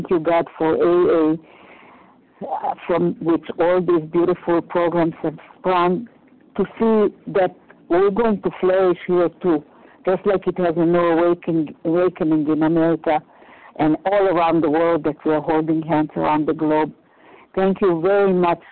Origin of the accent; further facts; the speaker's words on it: Romania; moved away; I was born in 1941 in Romania, in the height of the war.